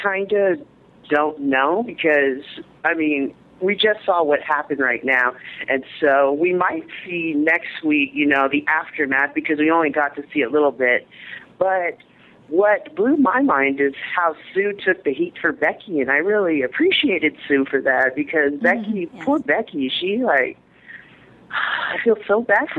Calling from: San Bernardino, California, United States; I'm actually calling from San Bernardino. I'm at school right now.

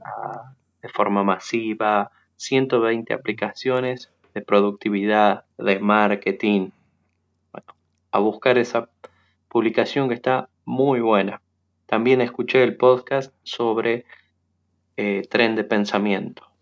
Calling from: Argentina; Saludos desde eh, Argentina

